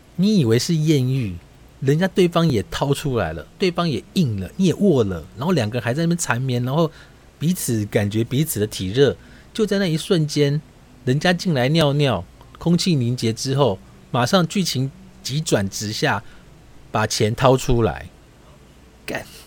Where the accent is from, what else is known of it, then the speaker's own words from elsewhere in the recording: Taiwan; 我是台湾来的